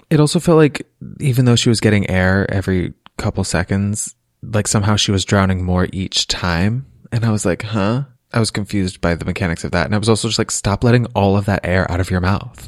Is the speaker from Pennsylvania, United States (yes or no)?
yes; Lancaster, Pennsylvania, United States; I grew up mostly in Lancaster, Pennsylvania, amongst the Amish